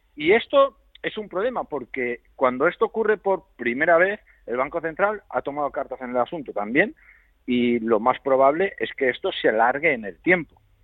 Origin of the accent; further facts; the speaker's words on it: Spain; nosotros somos españoles